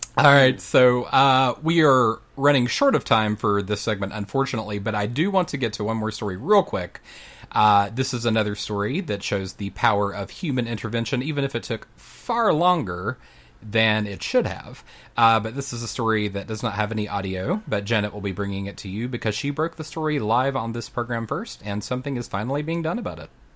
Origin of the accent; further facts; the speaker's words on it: North Carolina, United States; there in my home state of North Carolina